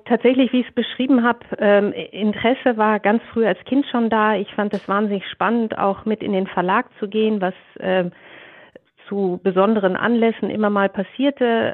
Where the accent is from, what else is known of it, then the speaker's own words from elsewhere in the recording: Ruhr area, North Rhine-Westphalia, Germany; moved away; meine Kindheit im Ruhrgebiet ähm, Mitte der 70er Jahre war, äh, war wunderbar